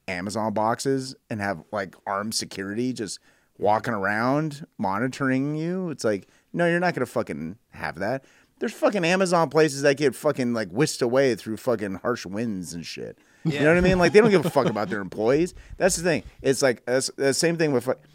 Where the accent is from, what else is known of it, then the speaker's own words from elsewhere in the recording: Northern California, United States; where I grew up in Northern California